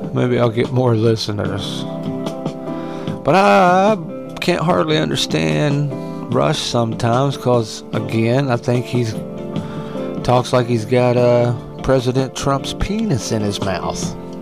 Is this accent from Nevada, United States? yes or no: no; West Virginia, United States; I can go back to West Virginia